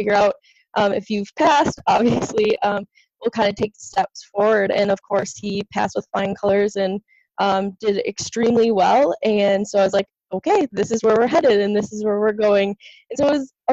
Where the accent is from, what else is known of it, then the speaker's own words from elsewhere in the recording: Wisconsin, United States; moved away as an adult; also born or lived in Minnesota; now in New York, United States; I was born and raised in Wisconsin